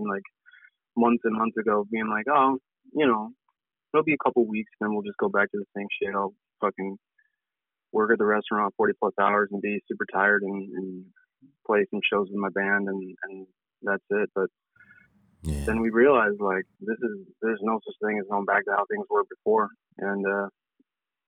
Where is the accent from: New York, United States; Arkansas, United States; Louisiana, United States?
New York, United States; Auburn; moved away as an adult; also born or lived in Port Byron, New York; now in Syracuse, United States; I'm from Auburn, New York.